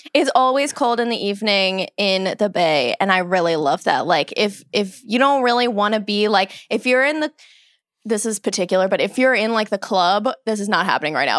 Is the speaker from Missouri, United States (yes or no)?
yes; St. Louis, Missouri, United States; moved away; I grew up in St. Louis